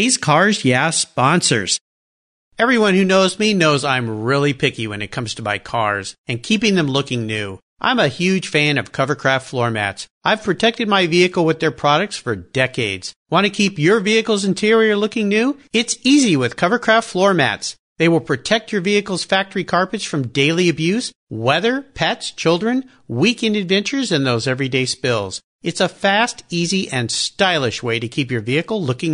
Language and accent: English; San Diego, California, United States; I grew up down in San Diego